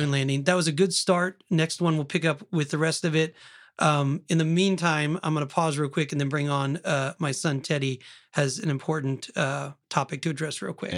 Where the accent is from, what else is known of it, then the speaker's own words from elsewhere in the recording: Oklahoma, United States; I'm from Oklahoma